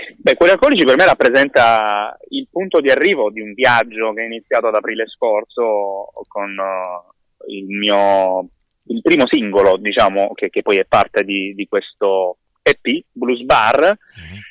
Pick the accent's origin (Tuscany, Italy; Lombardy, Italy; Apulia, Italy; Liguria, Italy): Apulia, Italy; Gallipoli; mia città natale